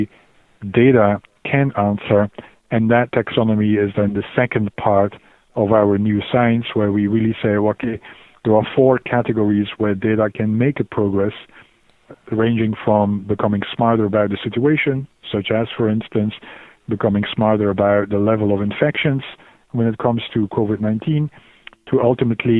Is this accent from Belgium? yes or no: yes; Belgium; moved away as an adult; also born or lived in Glasgow, United Kingdom / Oxford, United Kingdom; I'm initially from Belgium, but moved to the UK